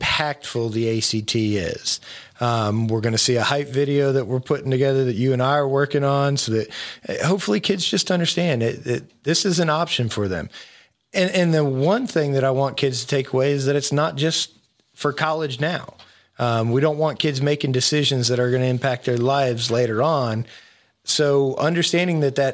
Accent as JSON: {"language": "English", "region": "Florida", "country": "United States", "tie": "born or raised there", "moved": "yes", "said": "I grew up in Florida"}